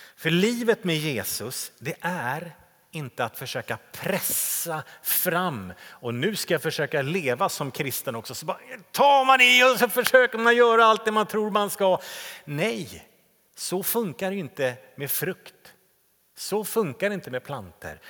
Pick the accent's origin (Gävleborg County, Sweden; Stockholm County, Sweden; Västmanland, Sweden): Stockholm County, Sweden; Täby; min hemförsamling där jag växte upp i Täby